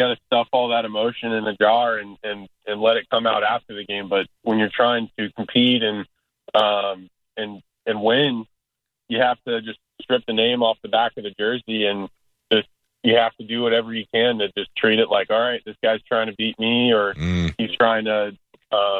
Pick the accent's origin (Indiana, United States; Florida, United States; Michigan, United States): Florida, United States; Tampa; three of the participants are born and raised in Tampa